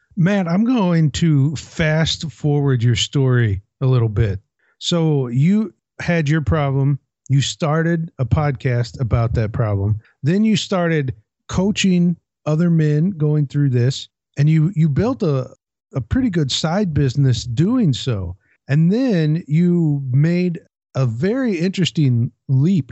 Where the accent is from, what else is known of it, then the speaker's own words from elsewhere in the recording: Port Townsend, Washington, United States; my hometown of Port Townsend